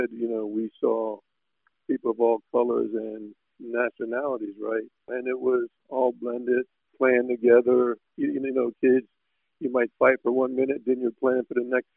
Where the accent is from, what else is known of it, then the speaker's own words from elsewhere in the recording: Mount Holly, New Jersey, United States; also born or lived in Fort Dix, New Jersey; I was born on Fort Dix, the Army base. And like, as I said, my dad spent 22 years in the military, but I grew up in a town called Mount Holly outside of Philadelphia